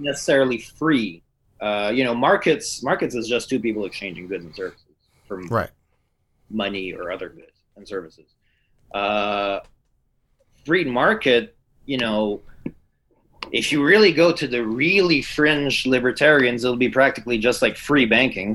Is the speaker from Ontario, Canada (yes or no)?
no; Quebec, Canada; I'm from Quebec.